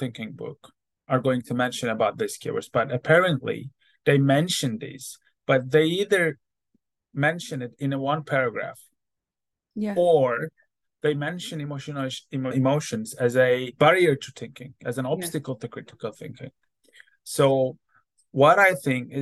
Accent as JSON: {"language": "English", "country": "Turkey", "also_born_or_lived": "Istanbul, Turkey", "moved": "as an adult", "lives_now": "Hamilton, New Zealand", "said": "I'm from Turkey"}